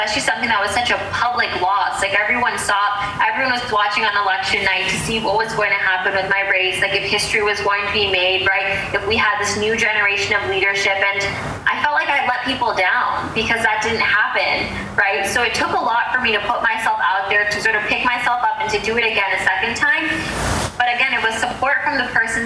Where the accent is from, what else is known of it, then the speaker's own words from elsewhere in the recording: Chicago, Illinois, United States; also born or lived in Skokie, Illinois; I was born and raised in Rogers Park, which is a north suburb within the city of Chicago, and moved to Skokie when I was 9 years old